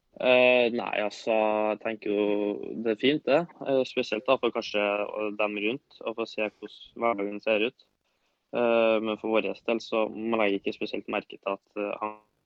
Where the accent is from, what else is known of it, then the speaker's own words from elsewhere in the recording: Trøndelag, Norway; now in Oslo, Norway; jeg er jo trønder